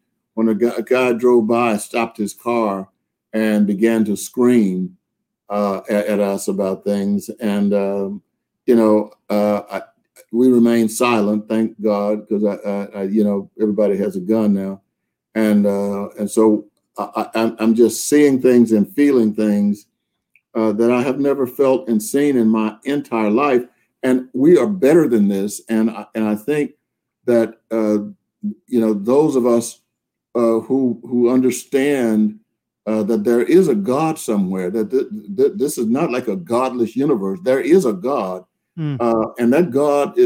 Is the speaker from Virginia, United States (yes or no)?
no; Texas, United States; I grew up in Texas during the Jim Crow era